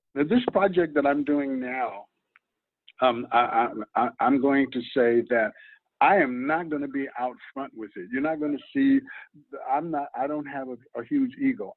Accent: New York, United States; moved away as an adult; now in California, United States; I'm not from New York because I left New York when I was 19

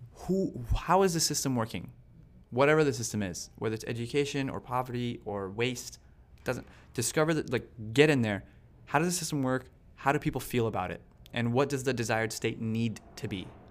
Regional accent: Las Cruces, New Mexico, United States; moved away as an adult; now in New York, United States; my hometown has seventy thousand people, Las Cruces

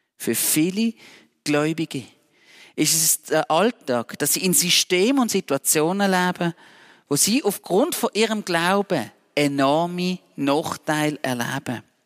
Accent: Switzerland; Als Schweizer Bürger

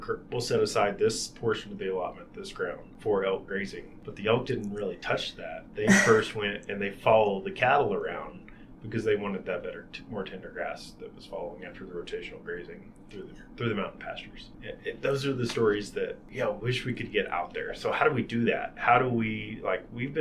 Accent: Mississippi River Delta, Arkansas, United States; also born or lived in Wyoming; now in Montana, United States; I grew up in Arkansas, Mississippi River Delta

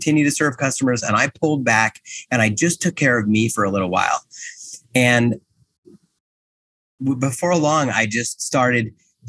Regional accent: New Jersey, United States; I'm from Jersey

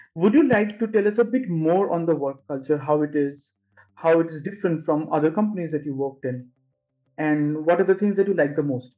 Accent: India; moved away as an adult; now in Germany; I come from India.

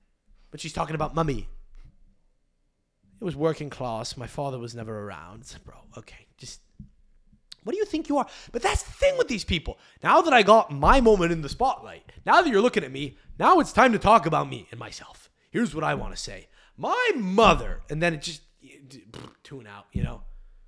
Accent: England, United Kingdom; I don't know where I'm from in England. I'm English.

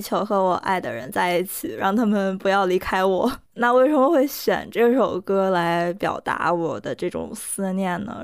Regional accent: Northeast China, China; first language Korean; Chinese is a second language; 我老家确实有非常多的山，然后冬天的时候确实嗯。上面全都是雪

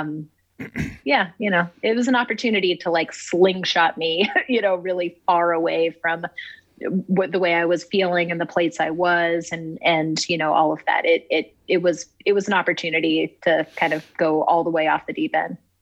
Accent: Oxford, Ohio, United States; moved away as an adult; also born or lived in California; i'm from oxford it's a really small town southwestern ohio

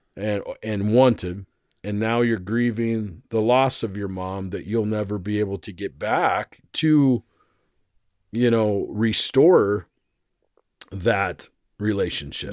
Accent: Arizona, United States; I grew up in Arizona for most of my life

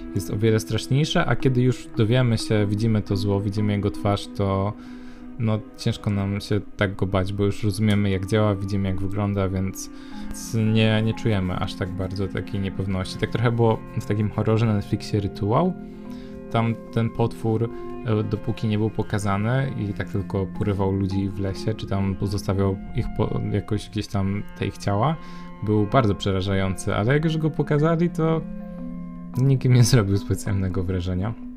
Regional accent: Poznań, Greater Poland, Poland; moved away; do Poznania, do mojego rodzinnego miasta

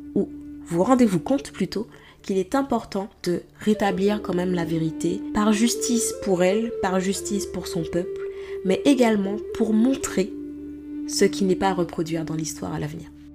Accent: Martinique, France; moved away; en tant que Martiniquaise

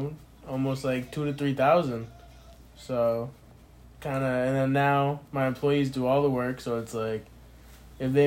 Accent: Sterling, Massachusetts, United States; I'm from Sterling, Massachusetts

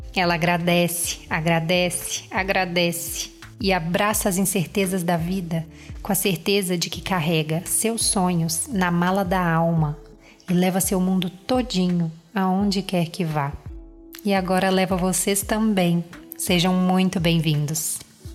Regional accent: Minas Gerais, Brazil; eu sou mineira

